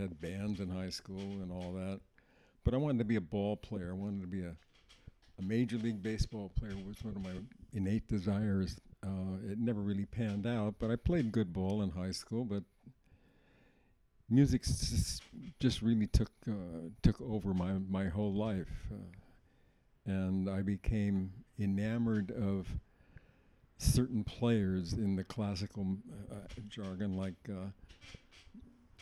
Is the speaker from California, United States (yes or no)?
yes; Oakland, California, United States; I was born in Oakland, California, September the 3rd, 1934